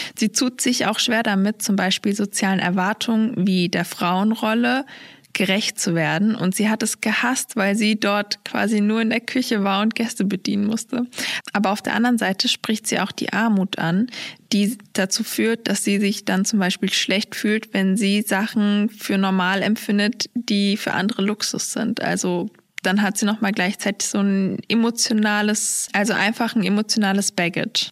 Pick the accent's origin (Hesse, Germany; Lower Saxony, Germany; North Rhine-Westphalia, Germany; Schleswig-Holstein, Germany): North Rhine-Westphalia, Germany; Duisburg; dass so Duisburg meine Heimat ist